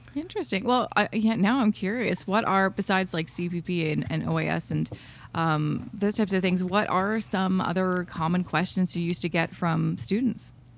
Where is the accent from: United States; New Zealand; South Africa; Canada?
Canada; as a Canadian